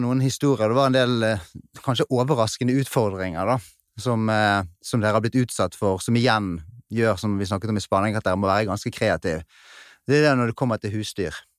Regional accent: Bergen, Vestland, Norway; accent: Bergen dialect; så hører de kanskje på dialekten min at det er fra Bergen

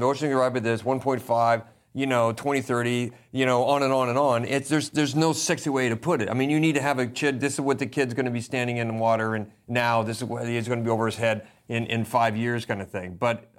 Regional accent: Pacific Northwest, United States; I'm obviously American. I go back to America, and I'm from the Northwest, where people drive the largest, most expensive pickup trucks they can possibly find.

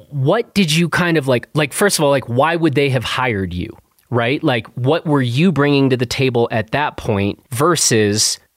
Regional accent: Wellington, New Zealand; moved away as an adult; also born or lived in Australia / Vancouver, Canada; now in London, United Kingdom; growing up in New Zealand

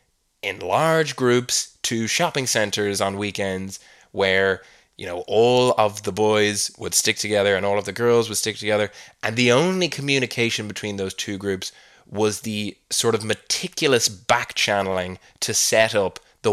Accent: Canada; accent: Canadian; I will not inflict the misery of my Canadian accent on the rest of the world anymore.

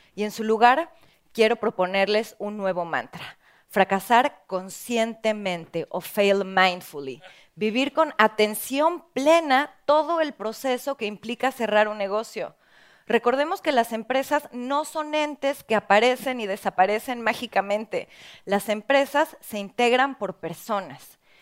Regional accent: Mexico; en mi país, en México

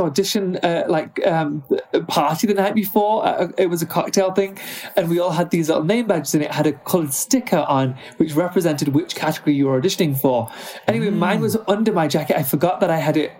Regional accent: United Kingdom; moved away as an adult; now in United States; although I'm now American, I was raised in the UK.

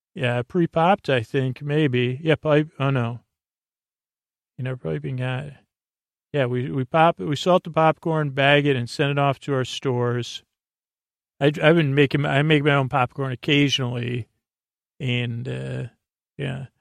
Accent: New York, United States; moved away; I grew up in the New York area, New York State

